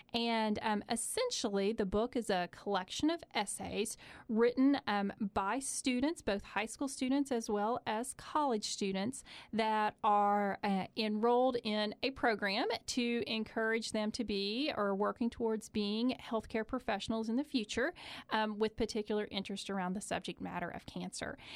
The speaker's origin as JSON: {"language": "English", "region": "Eastern Kentucky", "country": "United States", "said": "I am also from Eastern Kentucky"}